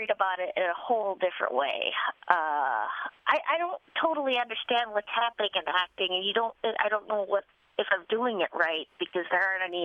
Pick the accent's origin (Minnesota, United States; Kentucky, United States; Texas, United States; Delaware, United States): Minnesota, United States; Duluth; born or raised there; moved away